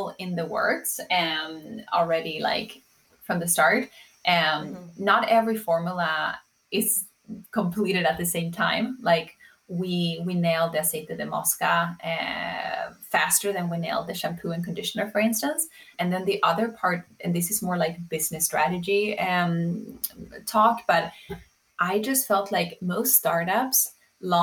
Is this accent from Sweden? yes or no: yes; Sweden; moved away; also born or lived in New York; I grew up in Sweden.